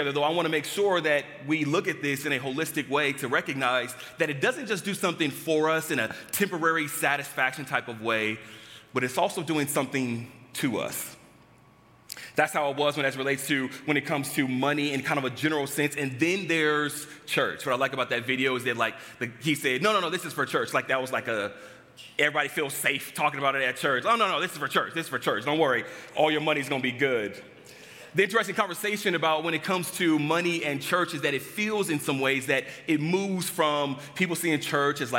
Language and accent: English; Los Angeles, California, United States; moved away; I grew up back in Los Angeles, California, and I grew up in a household, two-parent household